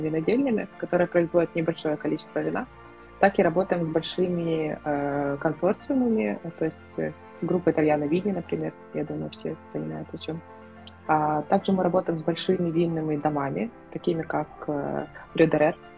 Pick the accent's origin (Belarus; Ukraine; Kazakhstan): Ukraine; я из Украины